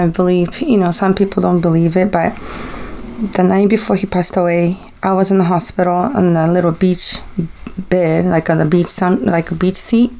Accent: Japan; So, I took my kids to Japan because that's where I'm from. So, I went to my hometown, my home.

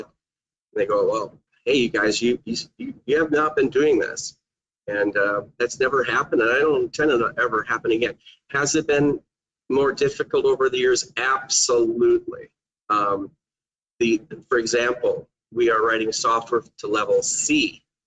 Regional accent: Manitowoc, Wisconsin, United States; I'm from Manitowoc, Wisconsin

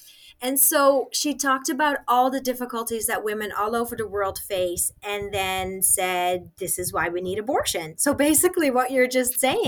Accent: Nigeria; I was raised in Nigeria. I didn't add that I was a missionary kid. I just said I lived in Nigeria.

